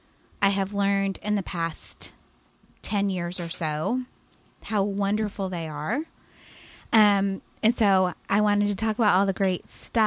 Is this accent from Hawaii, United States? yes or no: no; California, United States; moved away; also born or lived in Fort Worth, Texas; we're from California